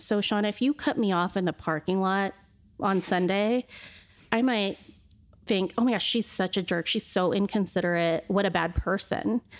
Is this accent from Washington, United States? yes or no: yes; Shoreline, Washington, United States; I grew up in Shoreline, which was a predominantly Caucasian community at the time